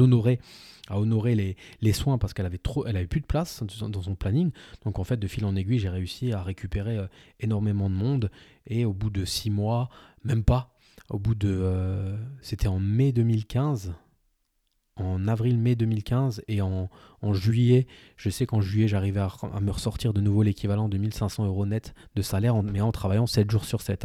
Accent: village 30 minutes from Saverne, Grand Est, France; dans mon village, dont, là où j'ai grandi, là où je suis originaire

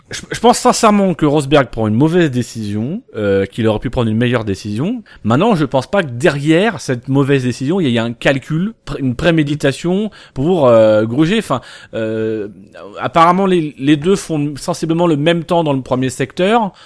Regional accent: Normandy, France; nous on est originaire de Normandie

